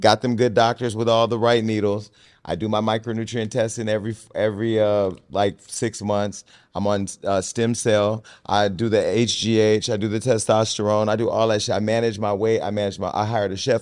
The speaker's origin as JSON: {"language": "English", "town": "Stockton", "region": "California", "country": "United States", "moved": "yes", "lives_now": "Los Angeles, United States", "said": "I come from Stockton"}